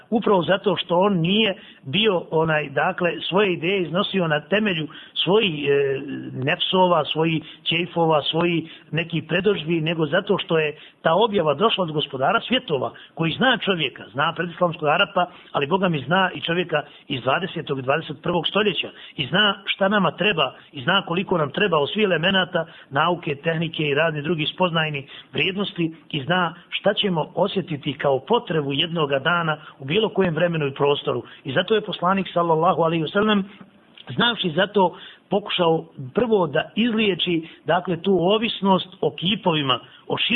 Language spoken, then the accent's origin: Croatian; Bosnia & Herzegovina